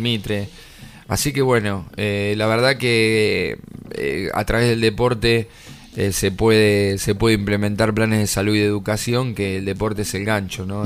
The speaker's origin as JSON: {"language": "Spanish", "country": "Argentina", "said": "somos argentinos"}